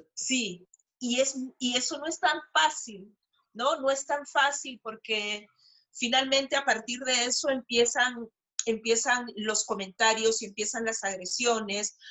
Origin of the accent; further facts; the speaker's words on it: Peru; soy peruana